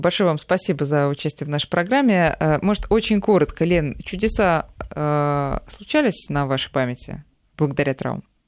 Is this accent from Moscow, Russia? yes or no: yes; Moscow, Russia; нам, москвичам